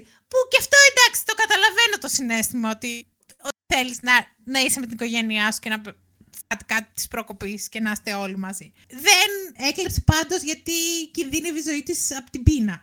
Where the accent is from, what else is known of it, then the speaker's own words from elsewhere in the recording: near Ilion, Attica, Greece; είναι κοντά εκεί που μεγάλωσα